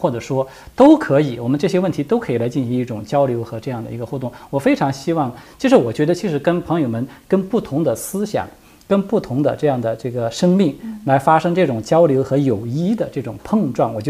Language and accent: Chinese; Sichuan, China; 就是因为我是四川人嘛，刚才跟大家说了